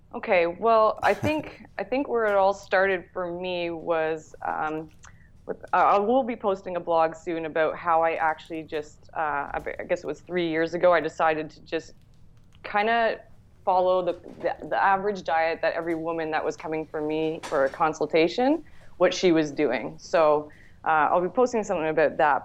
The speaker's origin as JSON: {"language": "English", "town": "Toronto", "region": "Ontario", "country": "Canada", "tie": "born or raised there", "also_born_or_lived": "Whistler, British Columbia", "lives_now": "Toronto, Canada", "said": "I grew up in the Toronto area and I moved out to uh, Whistler, British Columbia when I was 18"}